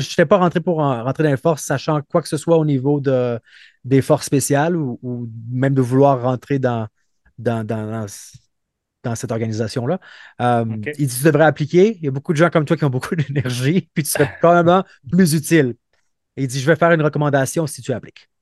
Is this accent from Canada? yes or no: yes; Montreal, Quebec, Canada; moved away as an adult; also born or lived in Brazil / Trois-Rivières / Calgary; je viens de Montréal où euh, j'ai grandi auprès de deux parents qui sont euh, psychologues